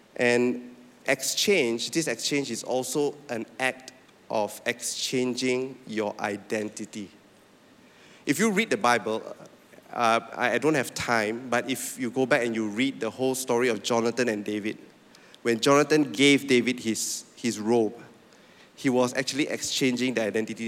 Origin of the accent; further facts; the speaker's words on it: Penang, Malaysia; moved away as an adult; also born or lived in Sabah; I'm from Penang